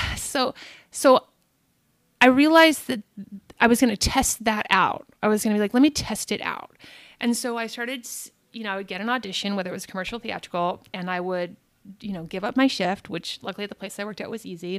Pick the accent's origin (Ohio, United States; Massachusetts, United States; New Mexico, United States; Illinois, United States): New Mexico, United States; Albuquerque; moved away as an adult; also born or lived in Boston / New York City / London; now in Los Angeles, United States; I'm born and raised in Albuquerque